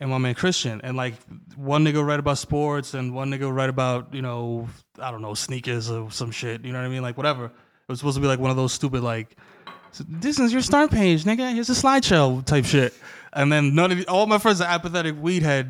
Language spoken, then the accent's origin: English; New York City, New York, United States; also born or lived in Washington Heights, New York City; moved to the Bronx when I was like little